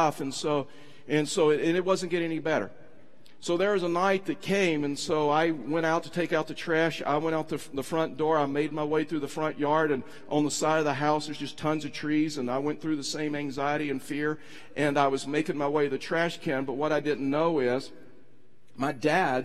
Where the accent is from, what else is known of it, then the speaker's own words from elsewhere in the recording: East Texas, United States; I was raised in East Texas. I'm from Texas.